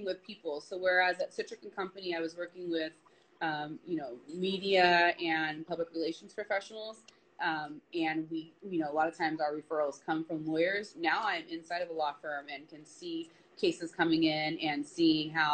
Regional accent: Torrance, California, United States; also born or lived in Los Angeles; I lived in Torrance, and I went to high school in Torrance.

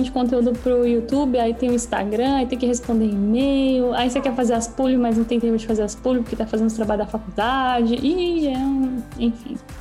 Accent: São Paulo, Brazil; first language Portuguese; moved away as an adult; now in Canada; Sou de São Paulo

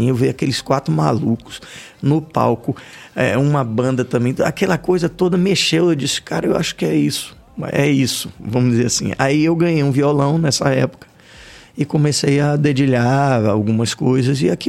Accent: Salvador, Bahia, Brazil; Nascido e criado aqui.

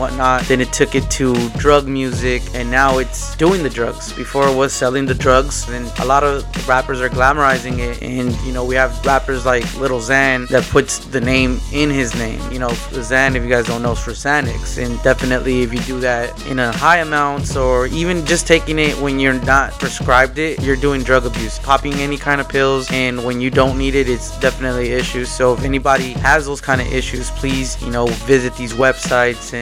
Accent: California, United States; I'm from Cali

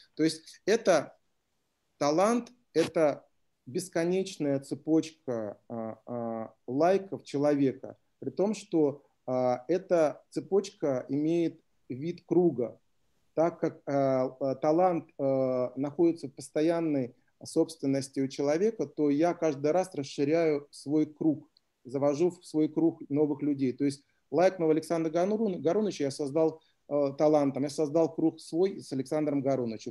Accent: Klintsy, Bryansk Oblast, Russia; город Клинцы, откуда я родом.

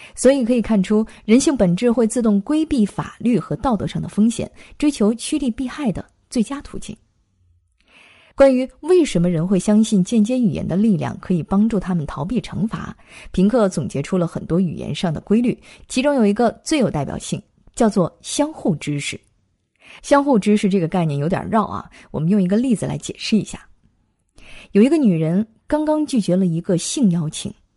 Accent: China; 我们中国人

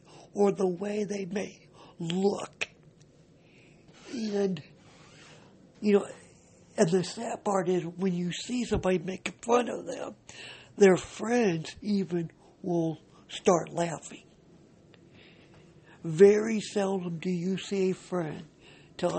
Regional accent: Cedar Rapids, Iowa, United States; I am from Cedar Rapids, Iowa

